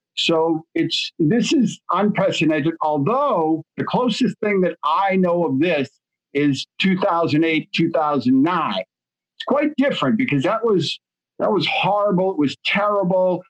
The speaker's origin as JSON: {"language": "English", "town": "Boston", "region": "Massachusetts", "country": "United States", "said": "I'm from Boston"}